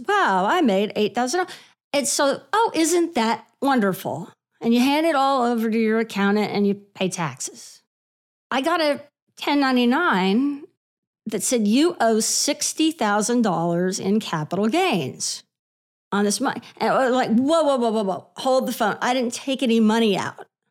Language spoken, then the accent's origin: English; Houston, Texas, United States; moved away as an adult; also born or lived in Lubbock, Texas / Dallas, Texas; now in New York, United States; So I grew up in Houston, and I went to school in Lubbock and worked in Dallas for a little while. So I'm, I'm really a Texas girl